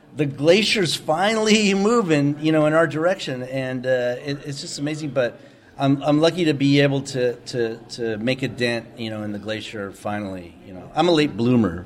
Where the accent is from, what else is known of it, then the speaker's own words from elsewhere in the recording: San Diego, California, United States; I grew up in San Diego